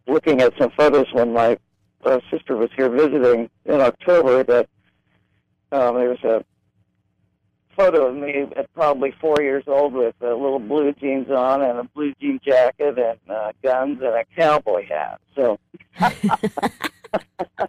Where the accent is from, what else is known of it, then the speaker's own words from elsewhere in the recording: Grove City, Pennsylvania, United States; I grew up in a small town in Western Pennsylvania called Grove City